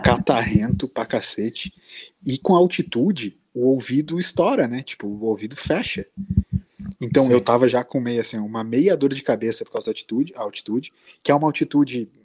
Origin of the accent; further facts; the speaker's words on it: Brazil; a gente era brasileiro